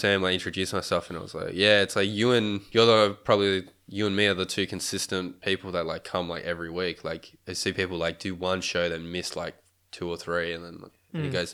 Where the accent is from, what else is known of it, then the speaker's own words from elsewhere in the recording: Tasmania, Australia; I'm from Tasmania.